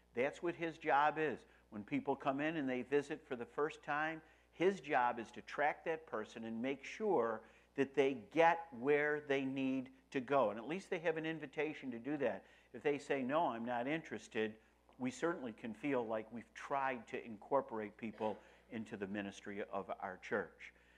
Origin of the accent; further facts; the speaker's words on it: Rochester, New York, United States; I'm from Rochester, New York.